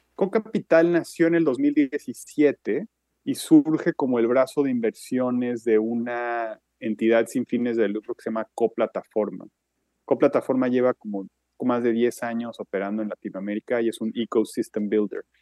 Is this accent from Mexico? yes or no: yes; Mexico; moved away as an adult; also born or lived in Switzerland; now in New York, United States; soy mexicano, aunque llevo muchos años viviendo fuera del país